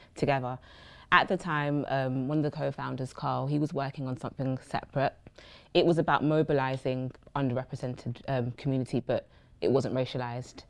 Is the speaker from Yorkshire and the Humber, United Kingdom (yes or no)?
no; London, United Kingdom; we grew up born and raised in Brixton